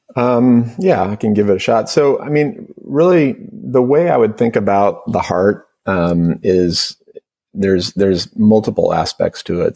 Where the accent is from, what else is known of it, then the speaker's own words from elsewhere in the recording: Portland, Oregon, United States; also born or lived in Bay Area, California; now in Marin County, United States; I grew up in primarily in Portland, Oregon. Um, uh, I had a brief uh, five years in the Bay Area, um, uh, but but primarily in in Portland